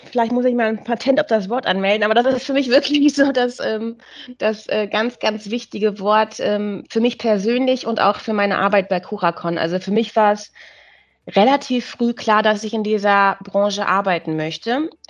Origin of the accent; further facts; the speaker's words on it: Münster, North Rhine-Westphalia, Germany; born there; now in Hamburg, Germany; als gebürtige Münsteranerin ist man immer mit einem Herz weiter in den Münster und versucht so ein bisschen Münsteraner Flair nach Hamburg zu übernehmen.